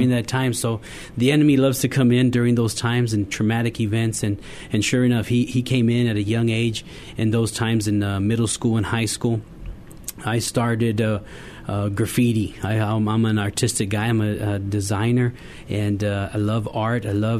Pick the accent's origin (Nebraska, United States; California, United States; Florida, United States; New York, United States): California, United States; We were raised in California in different years in school. Every school year was a different school.